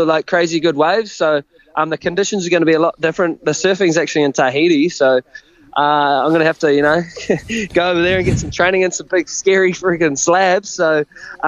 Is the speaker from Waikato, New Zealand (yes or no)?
yes; Raglan, Waikato, New Zealand; I'm coming from Raglan